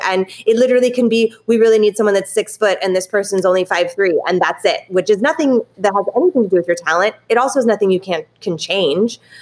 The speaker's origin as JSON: {"language": "English", "region": "California", "country": "United States", "moved": "yes", "said": "I am originally from California"}